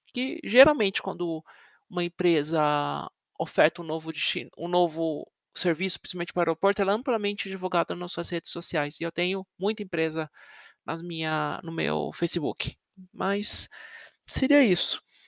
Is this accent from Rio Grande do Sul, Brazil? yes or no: no; Osasco, São Paulo, Brazil; now in Sorocaba, Brazil; eu nasci em São Paulo, cresci perto da divisa, eu morei em Osasco, eu cresci em Osasco, quase na divisa com São Paulo.